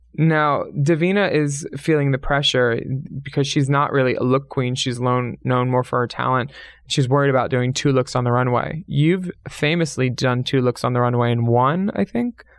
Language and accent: English; Pennsylvania, United States; two Pennsylvania girls